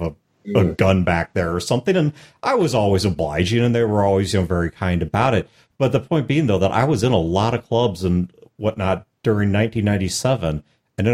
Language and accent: English; Midwest, United States; I'm from the Midwest